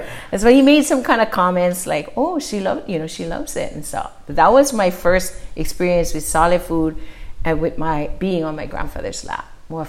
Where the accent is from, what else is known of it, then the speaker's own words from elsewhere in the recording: Oahu, Hawaii, United States; also born or lived in Maui; I was born in March. My parents had me in Oahu, and we came for a trip.